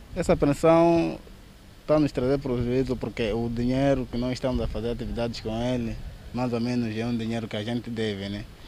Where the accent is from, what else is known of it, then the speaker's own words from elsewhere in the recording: Mozambique; Eu sou moçambicano.